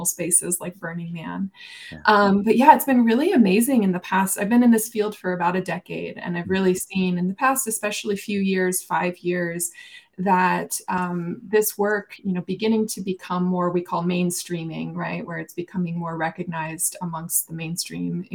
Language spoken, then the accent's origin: English; Taos, New Mexico, United States; moved away as an adult; now in Boulder, United States; I came here for grad school, but I'm originally from Taos, New Mexico